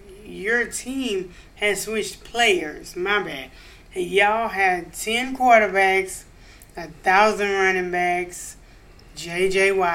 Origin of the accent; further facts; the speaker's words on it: DeQuincy, Louisiana, United States; now in Houston, United States; I was born in Louisiana